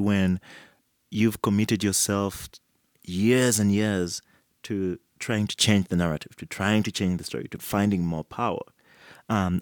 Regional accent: Uganda; I come from Uganda.

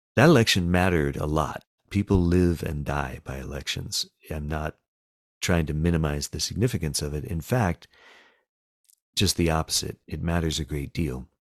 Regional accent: the South, United States; I live in a small town in the South, and I am a Southerner

